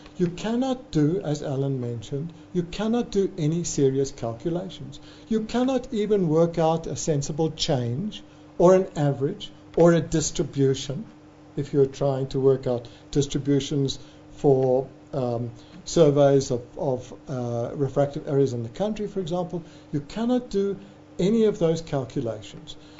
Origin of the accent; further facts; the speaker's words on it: South Africa; South African optometric academics